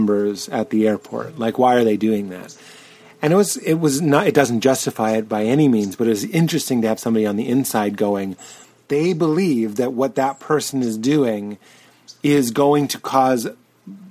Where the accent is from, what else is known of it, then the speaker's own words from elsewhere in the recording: Boston, Massachusetts, United States; I'm from Boston and it was the 90s